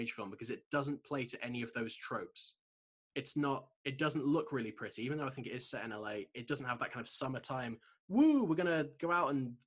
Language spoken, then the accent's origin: English; Shropshire, West Midlands, United Kingdom; I grew up in Shropshire, so it's a very sort of conservative place.